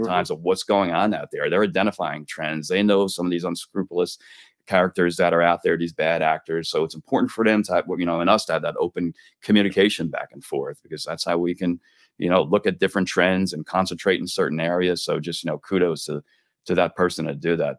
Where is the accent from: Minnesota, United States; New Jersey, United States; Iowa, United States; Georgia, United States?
New Jersey, United States; now in Florida, United States; I enjoy the seasons growing up in Jersey